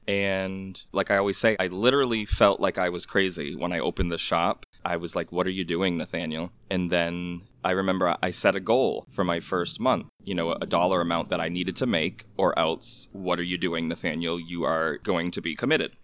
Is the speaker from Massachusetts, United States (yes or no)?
yes; Orange, Massachusetts, United States; I remember as, like, a seven-year-old boy growing up in Orange, Massachusetts